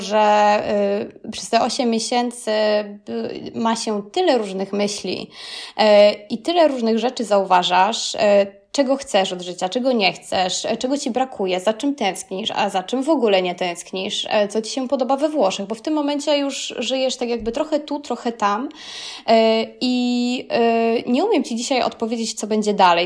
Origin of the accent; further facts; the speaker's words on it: Kraków, Lesser Poland, Poland; moved away as an adult; also born or lived in Rome, Italy; now in Italy; jestem z Krakowa